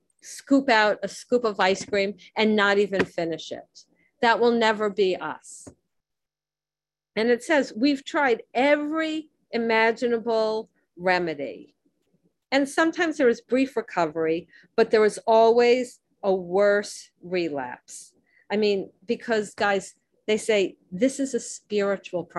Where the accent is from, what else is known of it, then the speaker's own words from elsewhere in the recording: Miami, Florida, United States; I grew up in Miami